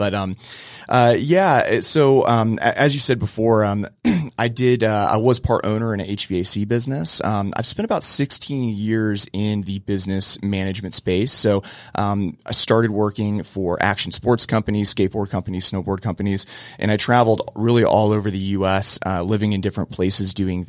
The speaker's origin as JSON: {"language": "English", "town": "Cocoa", "region": "Florida", "country": "United States", "tie": "born or raised there", "said": "I grew up in Cocoa, Florida, surfing, skateboarding"}